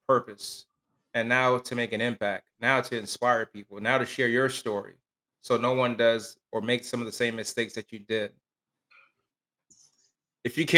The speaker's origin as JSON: {"language": "English", "town": "Miami", "region": "Florida", "country": "United States", "tie": "born or raised there", "said": "I grew up in Miami, Florida."}